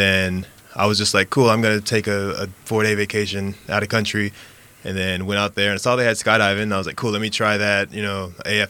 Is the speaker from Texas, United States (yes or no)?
yes; Arlington, Texas, United States; Dallas or Arlington, Texas, but I say Dallas because no one really knows where Arlington is